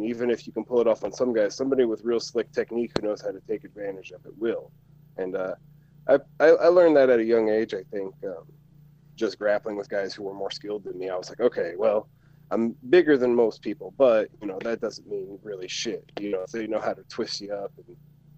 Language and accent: English; Indiana, United States; born or raised there; moved away as an adult